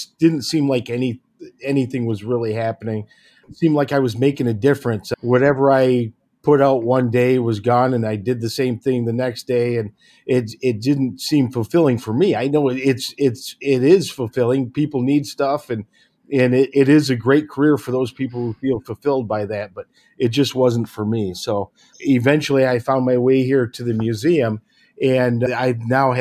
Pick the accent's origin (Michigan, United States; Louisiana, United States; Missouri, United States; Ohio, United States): Michigan, United States; Hemlock; I grew up over in Hemlock, Michigan, not too far from here